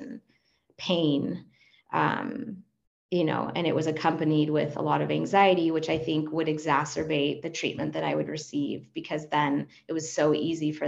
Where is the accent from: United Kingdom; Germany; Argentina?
Argentina; first language Spanish; English is a second language; also born or lived in Los Angeles; now in United States; And I'm a native Spanish speaker. I'm from Argentina originally. I'm an immigrant